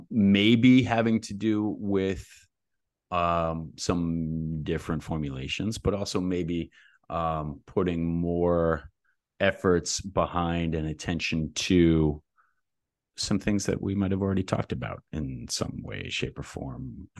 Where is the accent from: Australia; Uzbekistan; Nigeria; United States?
United States; New Jersey; I'm from Jersey, man.